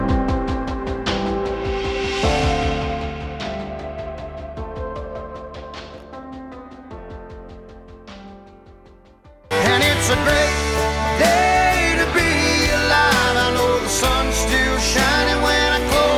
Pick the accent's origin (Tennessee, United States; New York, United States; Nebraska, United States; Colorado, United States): Tennessee, United States; Nashville; my hometown of Nashville